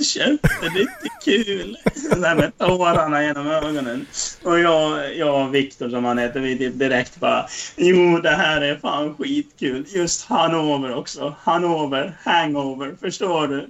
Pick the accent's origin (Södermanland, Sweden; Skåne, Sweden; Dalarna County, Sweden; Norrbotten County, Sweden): Dalarna County, Sweden; vi är från Dalarna